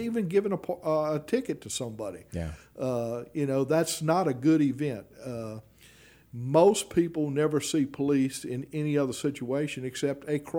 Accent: Baton Rouge, Louisiana, United States; And I spent a tremendous amount of time in North Baton Rouge during my – I grew up in North

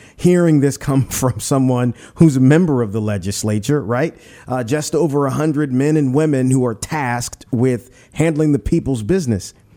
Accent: Pointe Coupee Parish, Louisiana, United States; I'm from Pointe Puis Parish

